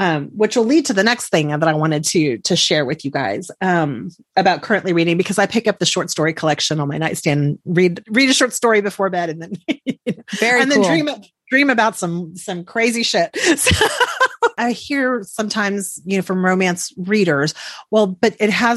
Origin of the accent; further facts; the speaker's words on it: Texas, United States; I'm from Texas